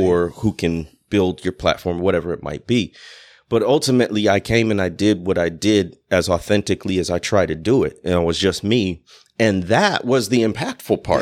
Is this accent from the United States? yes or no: yes; Chicago, Illinois, United States; moved away as an adult; also born or lived in Mississippi Delta; I'm coming from the Chicago area.